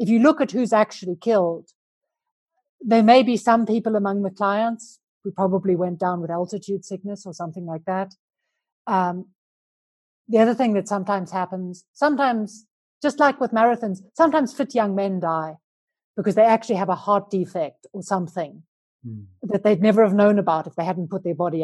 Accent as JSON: {"language": "English", "town": "Johannesburg", "region": "Gauteng", "country": "South Africa", "tie": "born or raised there", "moved": "as an adult", "lives_now": "Andorra", "said": "I'm a South African. I grew up in Johannesburg, but I left South Africa nearly 20 years ago now. And I live in a funny little place called Andorra in the Pyrenees Mountains"}